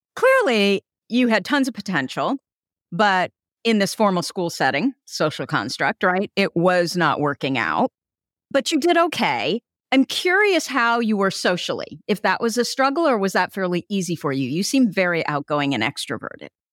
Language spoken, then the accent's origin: English; Burlingame, California, United States; also born or lived in Germany; now in Sonoma County, United States; I was born in Germany, but I grew up in Burlingame in Hillsboro, and I'm now in Sonoma County